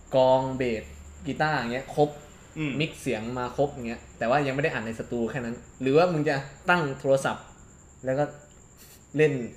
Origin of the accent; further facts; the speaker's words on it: Bangkok, Thailand; กิดโตที่กรุงเทพ